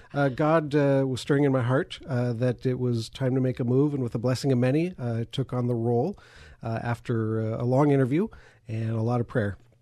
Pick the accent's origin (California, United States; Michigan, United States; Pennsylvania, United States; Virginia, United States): California, United States; Lancaster; born and raised in Lancaster, California